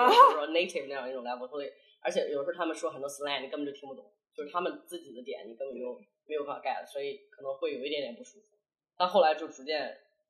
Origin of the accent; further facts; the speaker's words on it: China; moved away as an adult; now in Hong Kong, China; 这个土生土长的中国人，这一点从来没有改变过